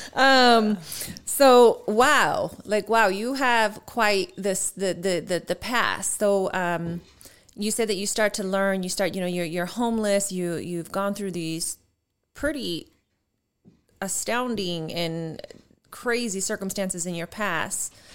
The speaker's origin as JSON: {"language": "English", "region": "Colorado", "country": "United States", "tie": "born or raised there", "also_born_or_lived": "Houston, Texas", "accent": "Colorado Latina", "said": "I grew up in Colorado with my dad's family, all Latino, Mexican"}